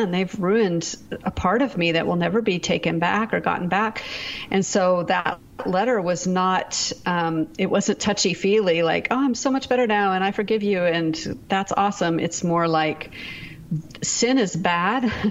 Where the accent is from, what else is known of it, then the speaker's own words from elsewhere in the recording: Seattle, Washington, United States; We're actually from the Seattle area, but we were in Texas.